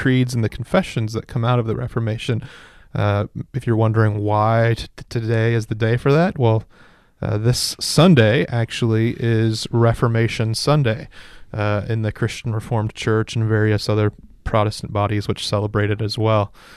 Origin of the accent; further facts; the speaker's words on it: Kingsburg, California, United States; now in Ripon, United States; Kingsburg, my hometown, about two hours south of here